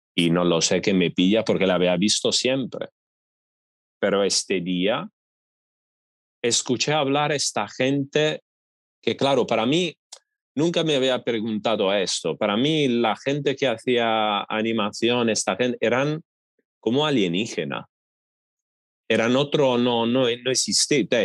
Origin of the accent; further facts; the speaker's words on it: Italy; Spanish is a second language; moved away as an adult; en mi pueblo, en mi ciudad pequeña